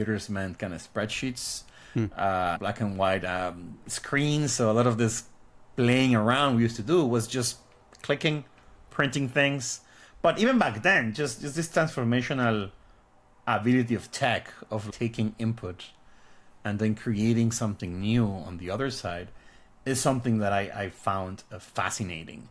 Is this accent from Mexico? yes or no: yes; Guadalajara, Jalisco, Mexico; moved away as an adult; now in United States; So I was born in Mexico in the city of Guadalajara. I actually lived there most of my life. I moved to the US when I was like 23, 24